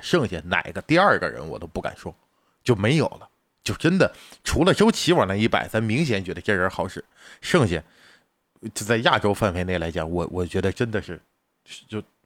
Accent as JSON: {"language": "Chinese", "country": "China", "said": "我们中国人民"}